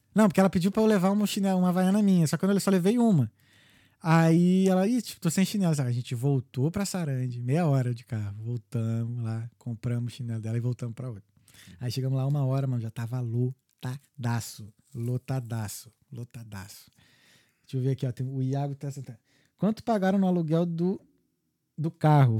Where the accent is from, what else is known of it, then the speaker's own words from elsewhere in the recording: Brazil; now in Dublin, Ireland; a gente é brasileiro